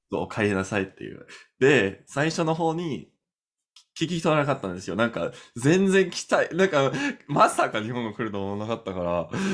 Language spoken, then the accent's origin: Japanese; Canada; Japanese is a second language; カナダ人だから